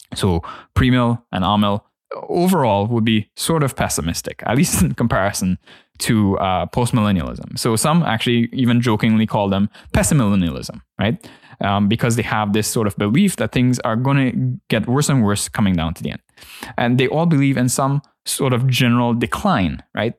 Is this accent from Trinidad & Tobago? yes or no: yes; Trinidad & Tobago; my church context growing up in Trinidad